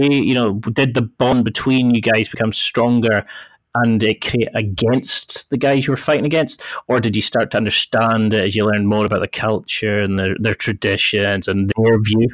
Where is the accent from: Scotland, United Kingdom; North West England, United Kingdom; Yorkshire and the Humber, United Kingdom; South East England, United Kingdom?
Scotland, United Kingdom; accent: Scottish; I had a Scottish accent, and I thought I'm bloody from Scotland